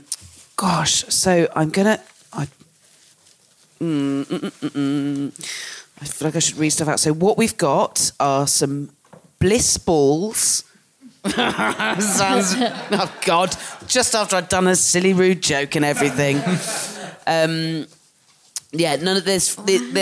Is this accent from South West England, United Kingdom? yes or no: yes; Jurassic Coast, South West England, United Kingdom; I grew up on the Jurassic Coast